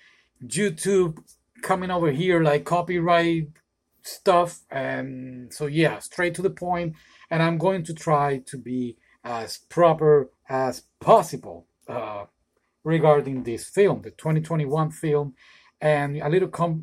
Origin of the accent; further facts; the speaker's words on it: San Juan, Puerto Rico; now in Florida, United States; I am a Puerto Rican. I was born in Puerto Rico in San Juan. Now I live in the amazing state of Florida, the US